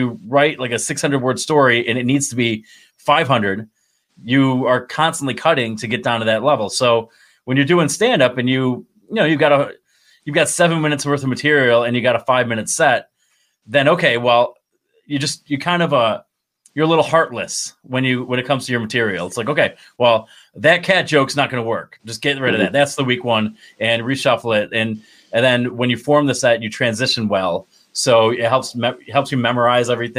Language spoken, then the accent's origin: English; Binghamton, New York, United States; moved away as an adult; also born or lived in Mansfield, Pennsylvania / Lock Haven, Pennsylvania / Essex, Maryland / Annapolis, Maryland; I'm from Binghamton, New York, where I live now